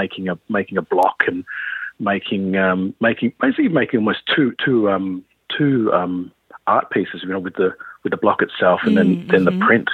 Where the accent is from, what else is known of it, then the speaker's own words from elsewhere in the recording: Perth, Western Australia, Australia; I grew up in Perth here, so I've been in Perth all my life, really.